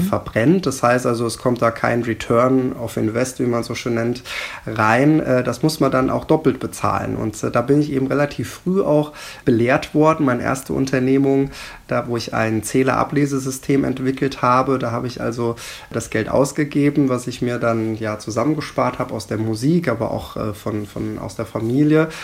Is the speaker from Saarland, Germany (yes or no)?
no; Rodenbach, Hesse, Germany; Hier in Roten Bergen, was ja auch meine Heimat ist